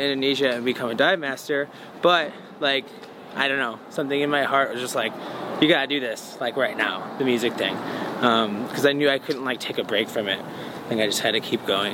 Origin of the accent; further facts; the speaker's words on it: Bourbonnais, Illinois, United States; I grew up in Bourbonnais